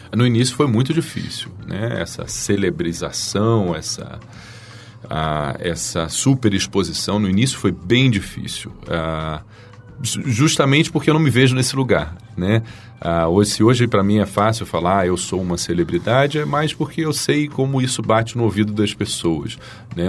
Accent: Rio de Janeiro, Brazil; also born or lived in Brasília / Washington, United States / Portugal; vim para o Rio

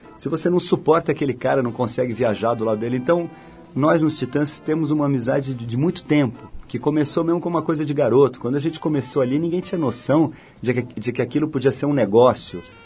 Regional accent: São Paulo, Brazil; moved away as an adult; now in Rio de Janeiro, Brazil; Eu sou paulista, mas desde que casei com a Malu, moro no Rio

